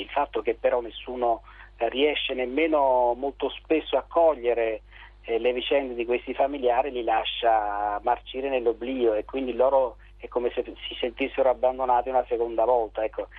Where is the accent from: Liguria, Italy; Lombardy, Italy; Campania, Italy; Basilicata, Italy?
Campania, Italy; Santa Maria Capua Vetere area; delle mie parti, di Santa Maria Capovetre